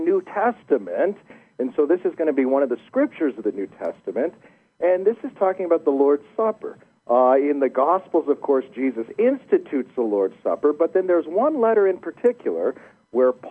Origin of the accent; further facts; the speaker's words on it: United States; accent: deep American; also born or lived in Los Alamos, New Mexico; my deep American accent